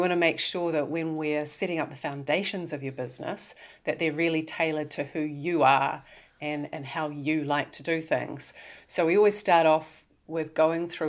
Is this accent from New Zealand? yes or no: yes; New Zealand; you may be able to tell by my dulcet tones that I'm from New Zealand